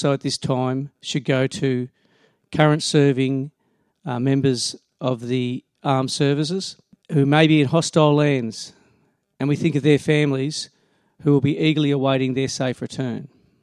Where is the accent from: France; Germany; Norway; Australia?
Australia; We are Australian